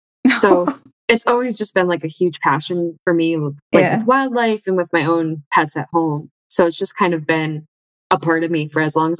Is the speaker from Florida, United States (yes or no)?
no; Michigan, United States; I'm originally from Michigan. I've grown up in Michigan, and I spent most of my childhood going to the Detroit Zoo.